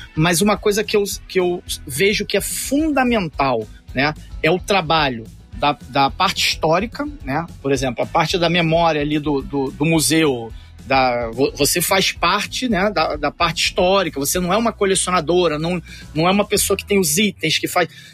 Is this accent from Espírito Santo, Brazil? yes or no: no; Rio de Janeiro, Brazil; eu sou do Rio de Janeiro, mas ia bastante a São Paulo